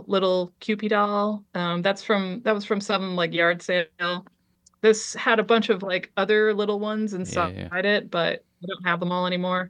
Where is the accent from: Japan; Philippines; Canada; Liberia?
Liberia; born there; because I was born in Liberia, West Africa.